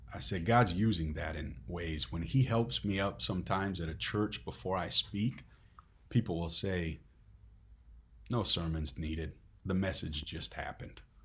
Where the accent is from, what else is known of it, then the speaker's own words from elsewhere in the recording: Netherlands; Dutch don't like being emotional, at least not around here